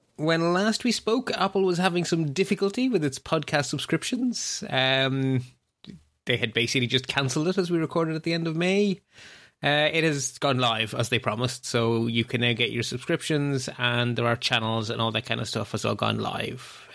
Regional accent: Ireland; as an Irish person

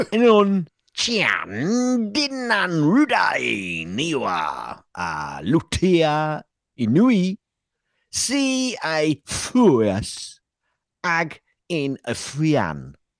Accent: England, United Kingdom; Well, I am English.

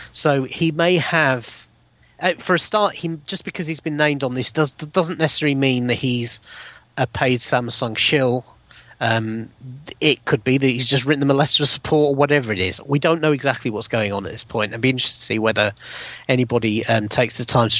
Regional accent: United Kingdom; as a British citizen

